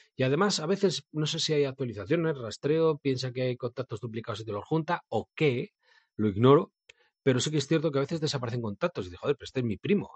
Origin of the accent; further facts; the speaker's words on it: Bilbao, Basque Country, Spain; Y yo soy de Bilbao